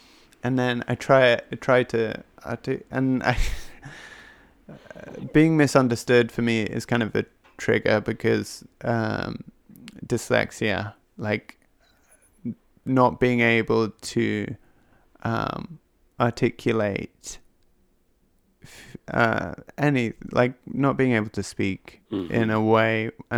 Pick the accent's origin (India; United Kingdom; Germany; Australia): United Kingdom; England; I'm English, and modesty is like a big thing.